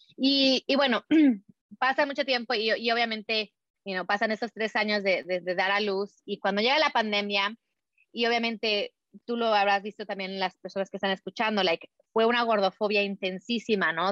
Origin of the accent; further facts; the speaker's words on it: Mexico; nací, crecí en México, mi mamá era americana